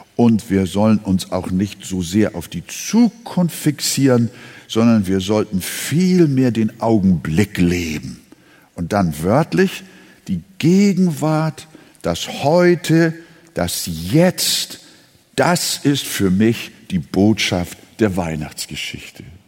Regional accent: Hamburg, Germany; now in Quickborn, Germany; Ich, äh, bin ja Hamburger schon seit neunzehnhundertdreiundvierzig

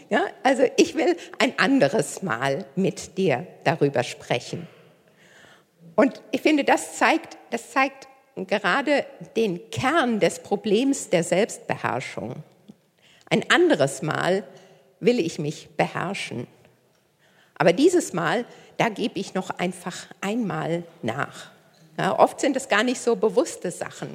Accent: near Koblenz, Rhineland-Palatinate, Germany; moved away as an adult; now in Hamburg, Germany; Ich komme ursprünglich nicht aus Hamburg. Äh, ich komme aus der Nähe von Koblenz

